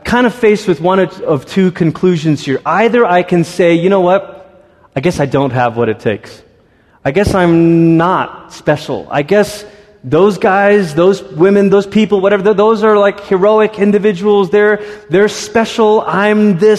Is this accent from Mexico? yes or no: no; Malaysia; moved away; also born or lived in Singapore; I grew up in Malaysia and Singapore, and Singapore is kind of the tip of Malaysia